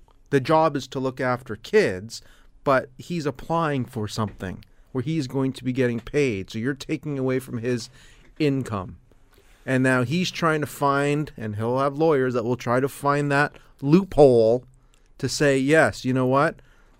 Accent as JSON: {"language": "English", "country": "Canada", "said": "And being Canadian"}